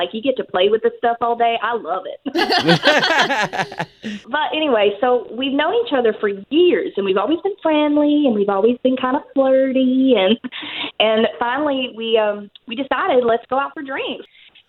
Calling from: Apopka, Florida, United States; From Apopka.

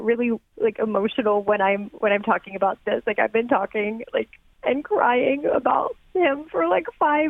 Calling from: Yellow Springs, Ohio, United States; Yeah, I'm from Yellow Springs.

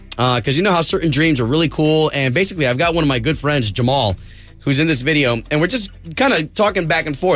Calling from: Orlando, Florida, United States; Oh, I, I'm calling from downtown. I live downtown.

